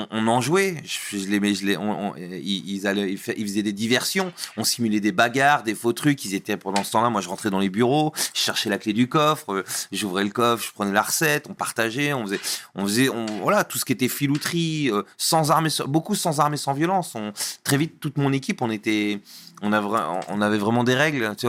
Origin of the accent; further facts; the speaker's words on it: Normandy, France; Alors à la base, moi je viens, je viens de Normandie